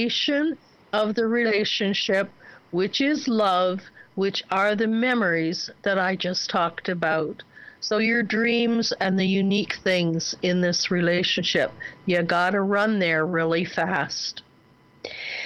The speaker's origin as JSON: {"language": "English", "region": "Ontario", "country": "Canada", "tie": "born or raised there", "said": "I was born and raised in Ontario, and most houses there have bricks"}